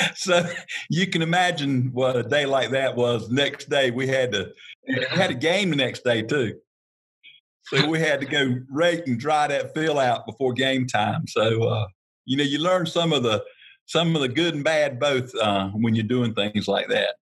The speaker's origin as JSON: {"language": "English", "area": "Harnett County", "region": "North Carolina", "country": "United States", "tie": "born or raised there", "said": "born and raised in Harnett County, North Carolina. Grew up on the Baca farm"}